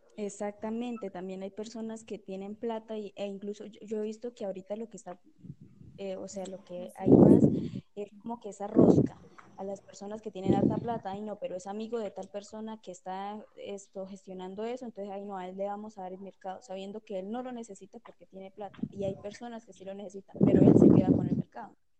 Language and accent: Spanish; Colombia; los colombianos